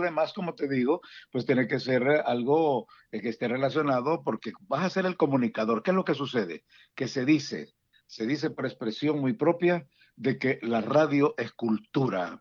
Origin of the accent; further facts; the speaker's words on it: San Salvador, El Salvador; moved away as an adult; also born or lived in Dallas Fort Worth, Texas / Houston, Texas; now in Washington metropolitan area, United States; como salvadoreño y principalmente por capitalino, yo soy originario de Salvador, originario de San Salvador